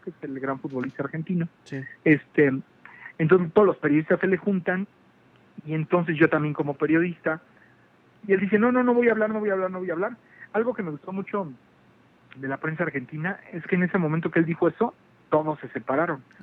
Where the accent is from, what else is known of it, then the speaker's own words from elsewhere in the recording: Mexico; yo vengo de México